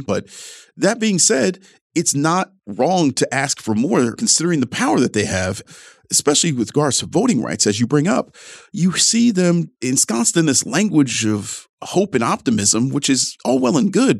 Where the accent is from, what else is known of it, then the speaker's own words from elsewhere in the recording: Ohio's 11th district, United States; my hometown district, Ohio's 11th